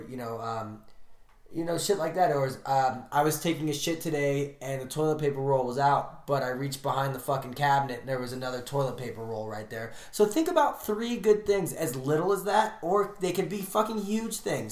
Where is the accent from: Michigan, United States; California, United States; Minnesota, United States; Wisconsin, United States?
California, United States; San Fernando Valley; I grew up in the San Fernando Valley.